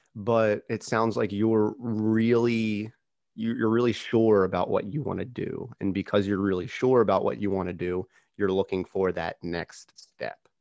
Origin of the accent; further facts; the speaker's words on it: Philadelphia area, Pennsylvania, United States; we're from the same area. We, we grew up probably, what, within the same hour of each other?